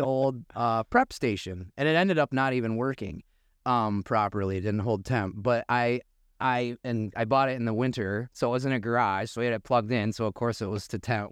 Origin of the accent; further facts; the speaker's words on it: Muskegon, Michigan, United States; also born or lived in Boca Raton, Florida / Naples, Florida; we're both locals, born and raised in Muskegon